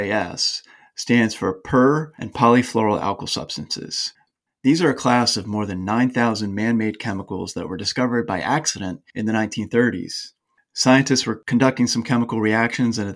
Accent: Pennsylvania, United States; growing up in Pennsylvania's Susquehanna River watershed

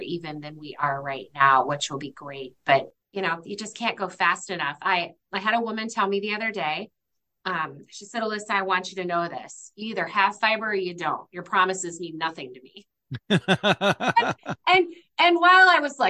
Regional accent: Iowa and Minnesota, Midwest, United States; now in New Hampshire, United States; I'm from the Midwest. In fact, grew up in Iowa and Minnesota

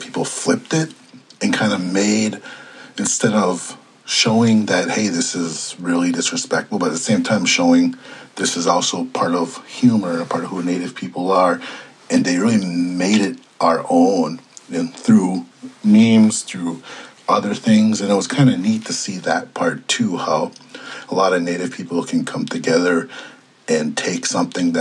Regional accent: Ponemah, Minnesota, United States; moved away as an adult; I grew up in Panema on the Red Lake Res, and I spent basically the first 18 years of my life up there

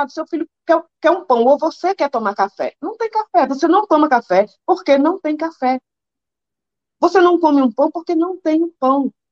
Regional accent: Northeast Region, Brazil; um quilo de açúcar, eu que sou nordestina, um quilo de farinha, entendeu?

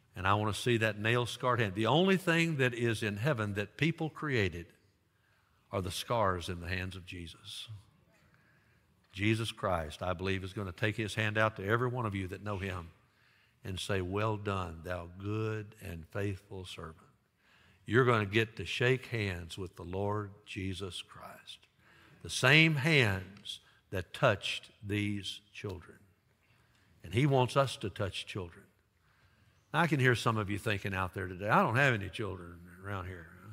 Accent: Dyersburg, Tennessee, United States; my hometown high school, Dyersburg High School

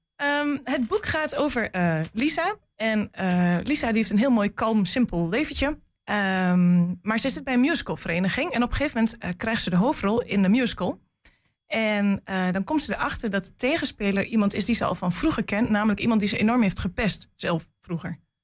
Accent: Geesteren, Overijssel, Netherlands; also born or lived in Almelo; ik kom eigenlijk uit Geesteren. En ik ging in Almelo naar school.

